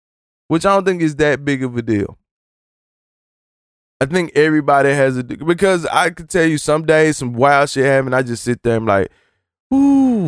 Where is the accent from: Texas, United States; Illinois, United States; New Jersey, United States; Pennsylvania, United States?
Texas, United States; Dallas; now in Wichita, United States; I'm from Dallas, Texas.